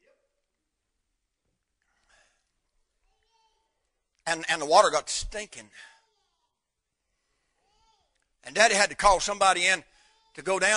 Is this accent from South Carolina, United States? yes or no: no; North Carolina, United States; moved away; where I was raised up in North Carolina